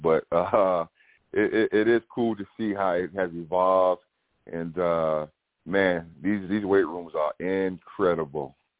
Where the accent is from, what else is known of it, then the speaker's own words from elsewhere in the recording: Bamberg, South Carolina, United States; moved away; my hometown in Bamberg